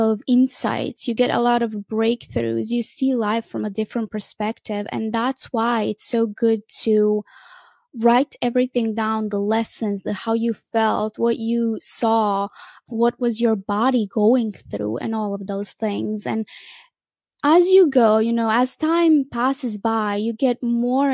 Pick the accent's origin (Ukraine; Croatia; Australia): Croatia; moved away; I went in my home country in Croatia